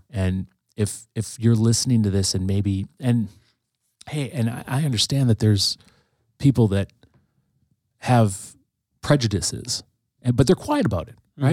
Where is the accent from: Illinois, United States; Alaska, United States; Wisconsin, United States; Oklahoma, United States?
Wisconsin, United States; Green Bay; I grew up, I grew up in the, in the nineties. Um, the city of Green Bay looked vastly different in, in the nineteen nineties